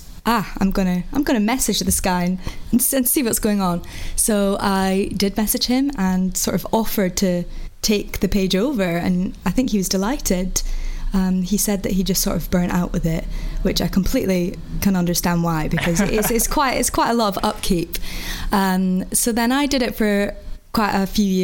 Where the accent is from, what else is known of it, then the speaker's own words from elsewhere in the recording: Aberdeen, Scotland, United Kingdom; now in London, United Kingdom; I grew up in Scotland from Aberdeen, and I live in London now